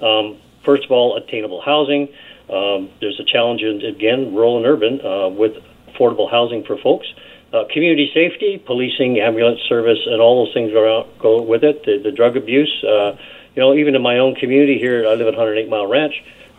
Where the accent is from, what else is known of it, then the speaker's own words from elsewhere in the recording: British Columbia, Canada; We're all British Columbians. As local elected officials, we do our best to represent all British Columbians in a fair and equitable manner.